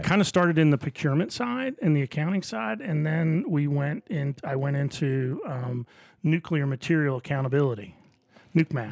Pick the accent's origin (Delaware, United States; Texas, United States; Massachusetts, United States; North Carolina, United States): Delaware, United States; Wilmington; moved away as an adult; now in Augusta, United States; I grew up in Wilmington, Delaware